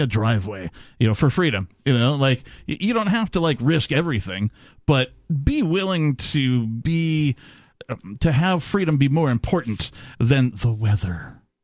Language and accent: English; Wisconsin, United States; also born or lived in Minnesota / Seattle, Washington; now in New Hampshire, United States; I, you know, came out of Wisconsin